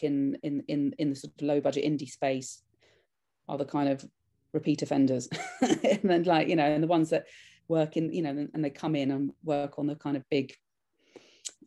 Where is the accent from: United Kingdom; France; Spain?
United Kingdom; I'm a British filmmaker